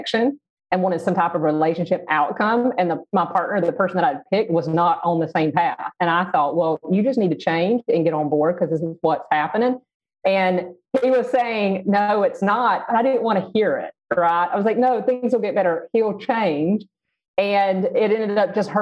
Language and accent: English; the South, United States; growing up in the South and in a really conservative family